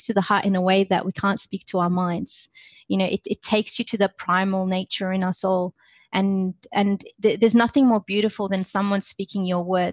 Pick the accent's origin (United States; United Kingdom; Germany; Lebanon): Lebanon; now in Australia; I grew up in Lebanon